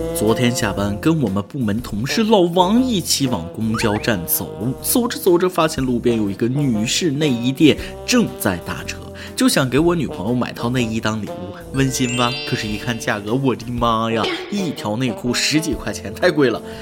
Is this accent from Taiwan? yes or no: no; northern China, China; 作为一个北方人